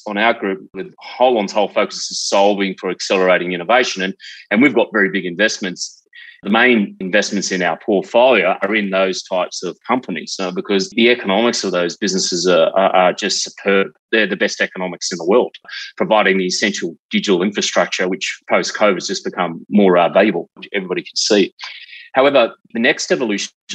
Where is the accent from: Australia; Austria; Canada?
Australia; South Australia; I grew up in South Australia in a place called Selex Beach